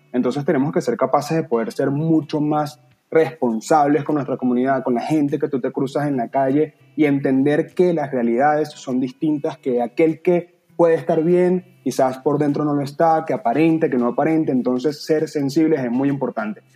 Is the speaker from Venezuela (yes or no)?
yes; Venezuela; moved away; somos venezolanos